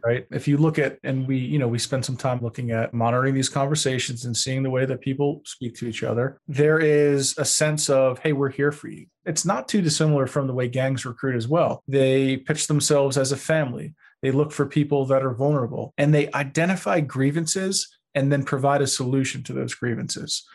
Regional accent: Long Beach, New York, United States; moved away; I grew up in Long Beach, New York

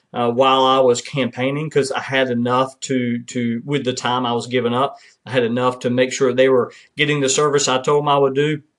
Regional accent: Kinston, North Carolina, United States; serving in my eighth year as mayor of my hometown in Kinston, North Carolina

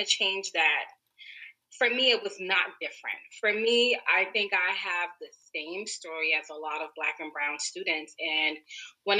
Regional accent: New York City, New York, United States; also born or lived in Harlem, New York; I was born and raised in Brooklyn

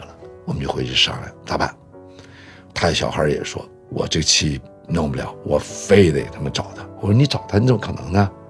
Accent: Deyang, Sichuan, China; also born or lived in Luoyang / Hubei / Shanghai; 我生在洛阳。完了，长在四川、湖北。其实我出生地洛阳，我没怎么生活过。很小，我妈妈把我们就送回上海了。完了，又把我们从上海接到四川。我们到了四川以后呢，在德阳的第二重型机械厂

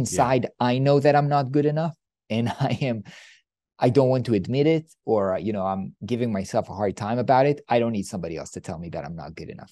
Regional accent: Israel; I come from Israel

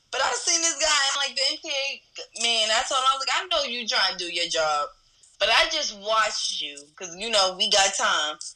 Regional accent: New York, United States; I was from New York.

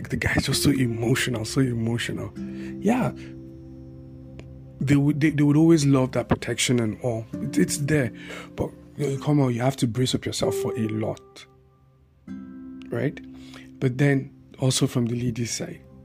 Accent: Bauchi, Nigeria; I had this family that I grew up with in Bauchi

